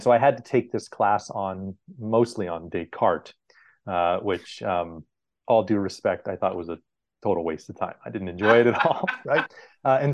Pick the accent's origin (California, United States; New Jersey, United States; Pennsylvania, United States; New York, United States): California, United States; Southern; I grew up with in Southern California